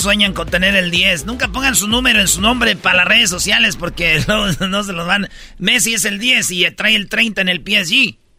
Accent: Michoacán, Mexico; Yo soy, pues, de Michoacán

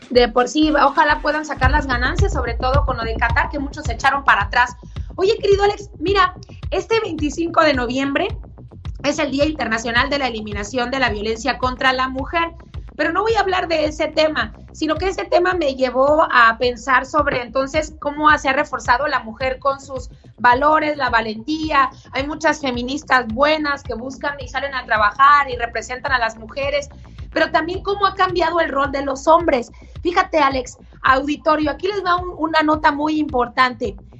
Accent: Mexico; now in United States

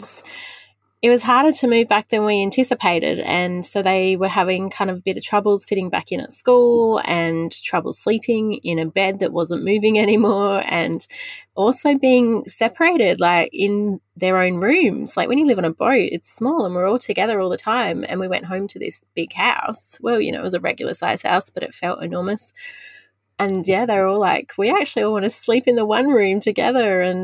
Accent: Wagga Wagga, New South Wales, Australia; Look, it was good. It was fine. It was an inland town. We never saw the ocean besides the one holiday that we would go on every year

